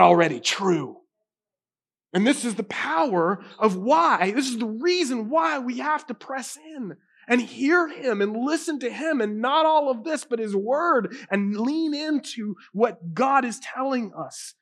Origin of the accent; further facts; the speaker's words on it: United States; I grew up in a Carolina cowboy home